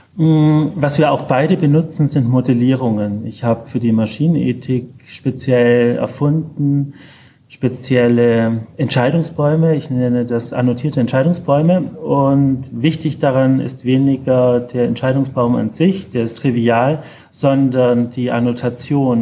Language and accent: German; Ulm, Baden-Württemberg, Germany; moved away; aus meiner alten Heimatstadt, in der ich leider nicht mehr oft bin aus Ulm